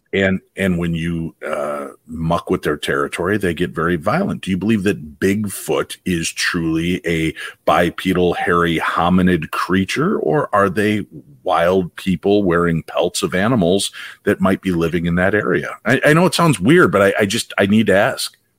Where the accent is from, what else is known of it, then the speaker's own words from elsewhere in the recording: Illinois, United States; growing up in Illinois